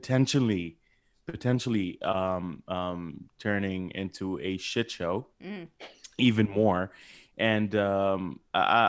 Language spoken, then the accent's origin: English; Kuwait; moved away; I am originally Egyptian. I've been born and raised in Kuwait.